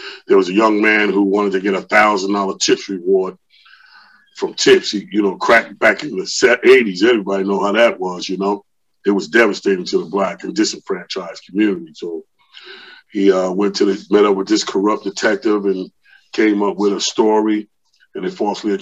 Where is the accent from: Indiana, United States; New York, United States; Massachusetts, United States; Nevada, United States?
New York, United States; New York City; moved away as an adult; also born or lived in Queens, New York City; now in Georgia, United States; I was born in Queens, Hollis, Queens. And then I moved into Brooklyn in the late 70s, where I was raised off of Marcy Avenue in Brooklyn